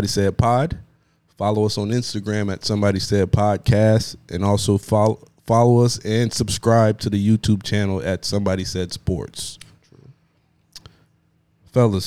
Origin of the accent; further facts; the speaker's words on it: Jamaica; I'm Jamaican.